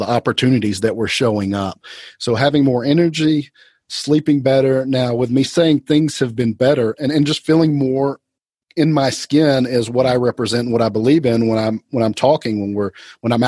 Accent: Atlanta, Georgia, United States; also born or lived in Athens, Georgia; I was born in Atlanta, went to school in Athens at the University of Georgia, about an hour away, and came back to Atlanta.

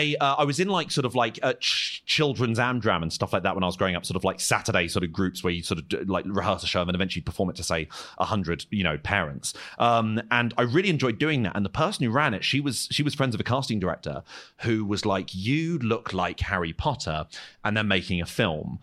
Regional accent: Croydon, London, United Kingdom; I'm from Croydon and not from a posh background, I, I have this stupid accent

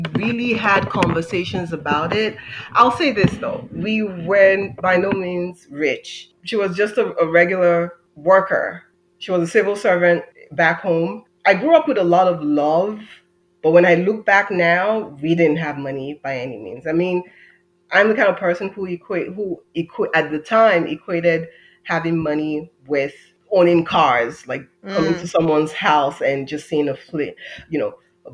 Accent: Nigeria; moved away as an adult; now in United States; I'm an immigrant. I'm Nigerian American. I would kind of say that I've lived two lives, one half in Nigeria, and then I moved here when I was 18, and the other half here.

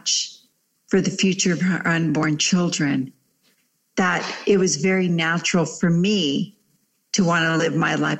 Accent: La Puente, California, United States; first language Spanish; English is a second language; I was raised in the city of La Puente, which is about 20 miles east

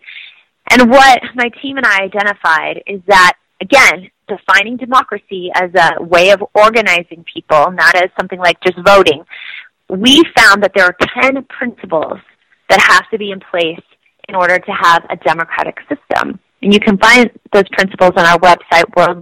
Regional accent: Iowa, United States; I grew up in Iowa

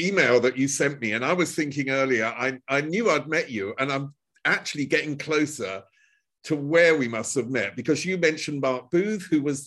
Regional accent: Chelmsford, East of England, United Kingdom; I'm from Chelmsford, which is northeast of London

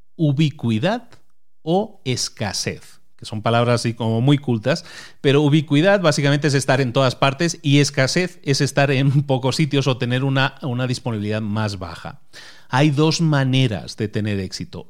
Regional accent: A Coruña, Galicia, Spain; yo nací en Galicia y, Zara nació en Galicia también, nació en la misma provincia que yo, nací en La Coruña

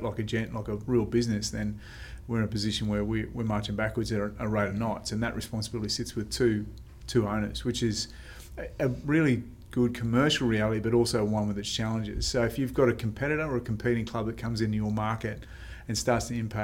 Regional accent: Australia; also born or lived in Melbourne; I grew up in Indigenous communities.

